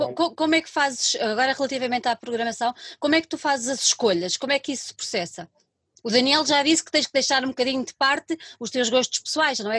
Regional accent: Lisbon, Portugal; Eu sou de Lisboa

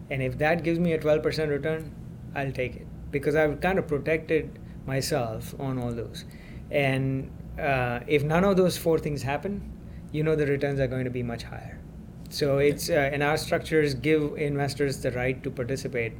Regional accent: India; now in United States; I'm originally from India

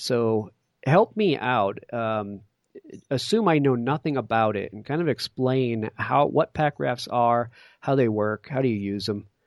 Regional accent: Connecticut, United States; I grew up in Connecticut

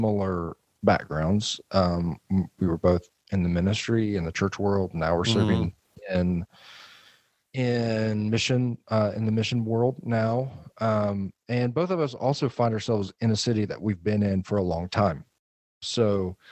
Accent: Atlanta, Georgia, United States; moved away; also born or lived in Florida; I grew up in Atlanta

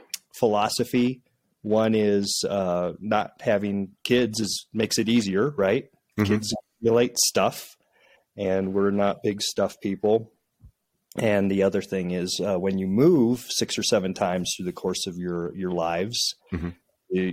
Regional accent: central Illinois, United States; moved away; The way I was raised in a small town in central Illinois

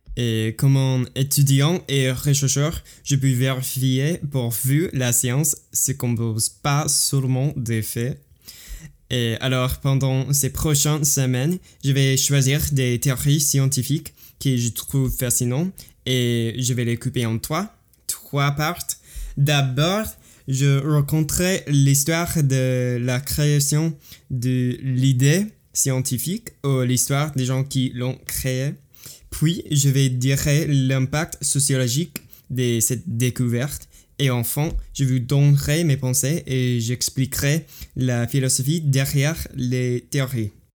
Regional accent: United States; French is a second language; je suis américain, j'habite aux États-Unis

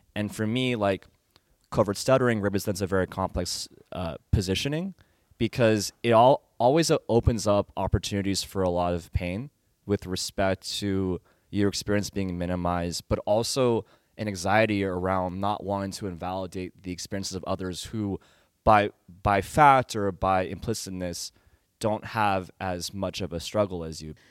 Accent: Danville, California, United States; growing up in Danville, California

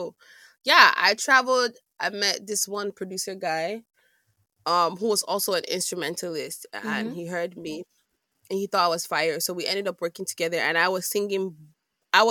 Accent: Imo, Nigeria; I'm from Imo. I'm an Imo state

